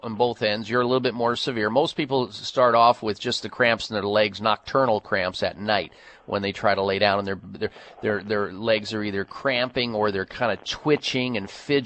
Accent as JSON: {"language": "English", "region": "Midwest", "country": "United States", "tie": "born or raised there", "said": "Growing up in the Midwest"}